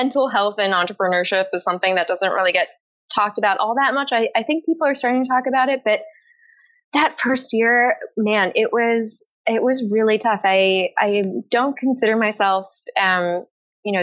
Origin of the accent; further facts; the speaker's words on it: Japan; also born or lived in Paris, France; I was born in Paris, but I was raised primarily in Japan